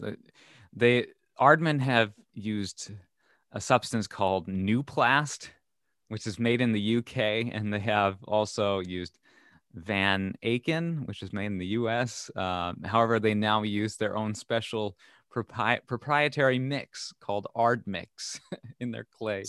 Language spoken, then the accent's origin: English; Minnesota, United States; I'm from Minnesota, so there's kind of a shared heritage there